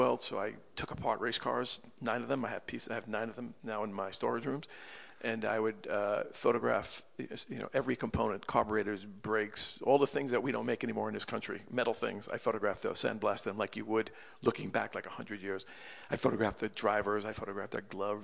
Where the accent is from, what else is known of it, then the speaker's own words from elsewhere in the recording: Freeport, New York, United States; moved away as an adult; also born or lived in Manhattan; when I was growing up in Long Island as a little boy, from when I was 4 years old until when I was 18 years old